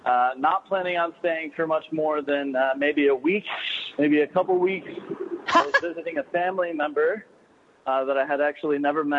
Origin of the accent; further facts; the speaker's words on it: Michigan, United States; also born or lived in Chicago / Bay Area, California; now in Key West, United States; So I grew up in Michigan.